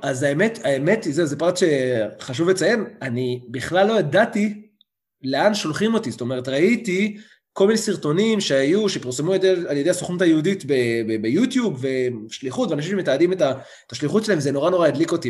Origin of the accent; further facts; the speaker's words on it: Beit Ezra, Southern District, Israel; also born or lived in Manchester, United Kingdom / London, United Kingdom; אני במקור ממושב בית עזרא, נמצא לא רחוק מאשדוד, מושבניק, באמת כל החיים גדלתי במושב